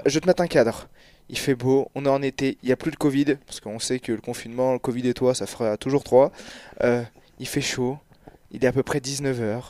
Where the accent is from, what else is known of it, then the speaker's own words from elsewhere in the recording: Clermont-Ferrand, Auvergne-Rhône-Alpes, France; je viens de Clermont